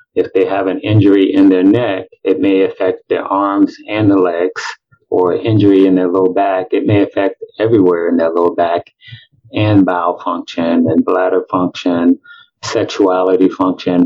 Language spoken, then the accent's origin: English; Chicago, Illinois, United States; moved away as an adult; also born or lived in Milwaukee, Wisconsin; now in Tampa, United States; I'm originally from Chicago. I grew up there